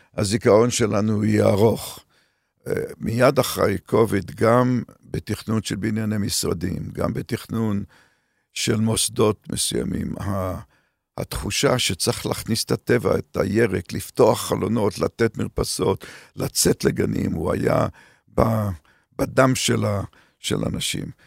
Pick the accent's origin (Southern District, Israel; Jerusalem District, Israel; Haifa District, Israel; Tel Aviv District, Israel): Haifa District, Israel; Haifa; moved away as an adult; also born or lived in Canada; לרקע שלי כישראלי שגדל בישראל של שנות ה-50, 40 ו-50